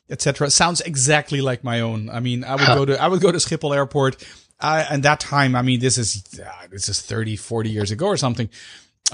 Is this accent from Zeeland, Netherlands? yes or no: no; Amsterdam, North Holland, Netherlands; Amsterdam, which is the capital of the Netherlands, the city where I was actually born.